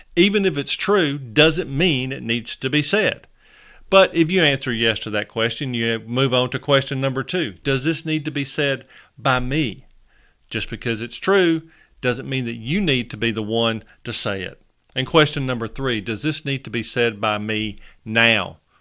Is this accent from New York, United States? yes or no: no; Northern Alabama, United States; accent: Southern; I was born and raised in Northern Alabama